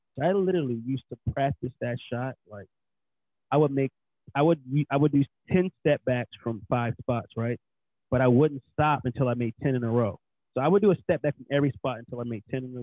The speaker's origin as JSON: {"language": "English", "area": "Baltimore County", "region": "Maryland", "country": "United States", "tie": "born or raised there", "said": "I grew up in Baltimore County, a.k.a. the suburbs"}